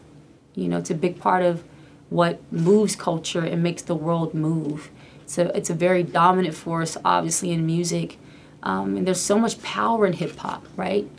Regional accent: Atlanta, Georgia, United States; my hometown

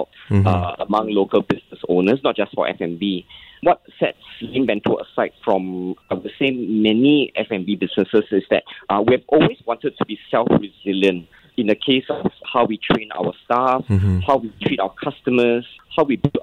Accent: Singapore; I'm Singaporean Chinese and I grew up in a Peranakan household

